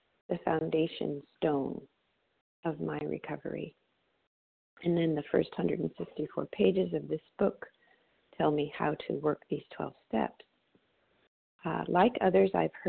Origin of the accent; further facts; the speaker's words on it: Monterey, California, United States; my hometown here of Monterey, California